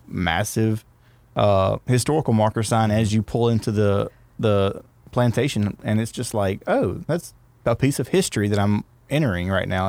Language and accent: English; Winnsboro, Louisiana, United States; It's my hometown